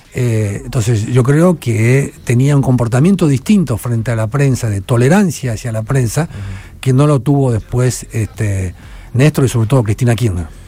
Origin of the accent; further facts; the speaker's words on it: Argentina; Yo soy el periodista argentino que más premios internacionales ganó